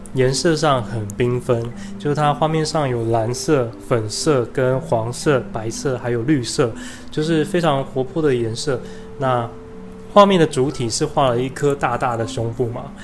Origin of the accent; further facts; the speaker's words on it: Taiwan; 我们台湾人